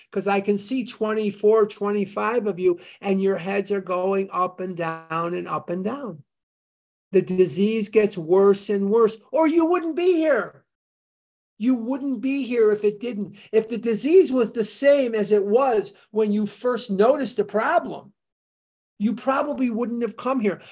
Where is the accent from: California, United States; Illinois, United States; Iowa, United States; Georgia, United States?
Illinois, United States; Chicago; moved away; I grew up in Chicago. I'm born and raised in Chicago